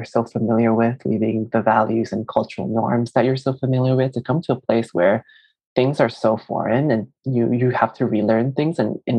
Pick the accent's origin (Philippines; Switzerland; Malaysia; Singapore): Malaysia; moved away as an adult; now in United States; I'm an immigrant myself, so I'm Chinese Malaysian, and I immigrated in my young adulthood.